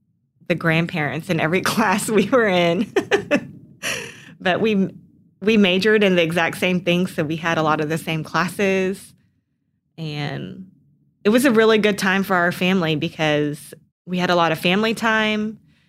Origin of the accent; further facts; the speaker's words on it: College Station, Texas, United States; I'm from College Station, Texas, and so that has kind of been my dream college